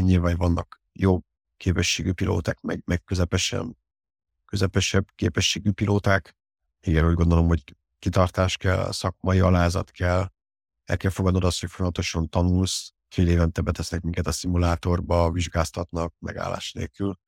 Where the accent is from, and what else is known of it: Hungary; born or raised there; also born or lived in Paris, France